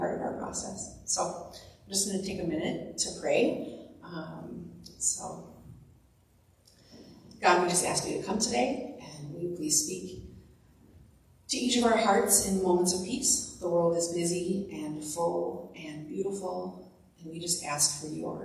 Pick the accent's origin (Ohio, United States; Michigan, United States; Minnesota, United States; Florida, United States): Minnesota, United States; Duluth; I'm born and raised in Duluth